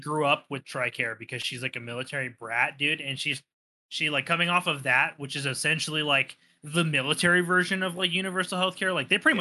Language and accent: English; United States; as an American with like a steady job